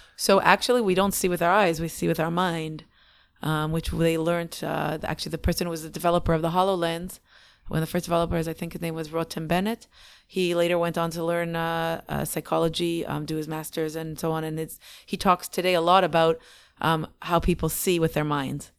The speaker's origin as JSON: {"language": "English", "country": "Canada", "also_born_or_lived": "Israel", "moved": "as an adult", "said": "we're so many generations Canadian"}